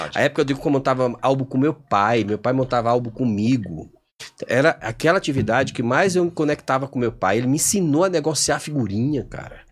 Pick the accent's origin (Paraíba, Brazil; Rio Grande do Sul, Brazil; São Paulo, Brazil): Paraíba, Brazil; João Pessoa; lá em João Pessoa, minha terra